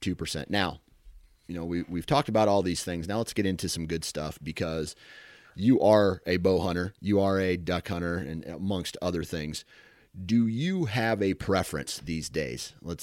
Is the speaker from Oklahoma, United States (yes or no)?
no; Iowa, United States; I'm from Iowa, one of the greatest states for whitetail hunting. That's where I cut my teeth on the outdoors.